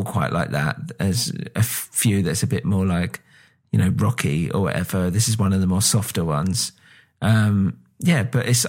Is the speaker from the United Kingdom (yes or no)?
yes; United Kingdom; accent: British; I've obviously got a British accent